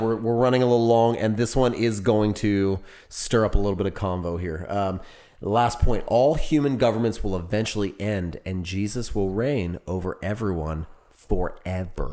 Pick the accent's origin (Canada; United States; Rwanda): United States; now in Texas, United States; I am an American.